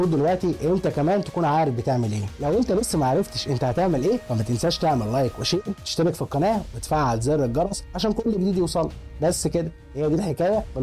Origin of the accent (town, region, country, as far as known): Egypt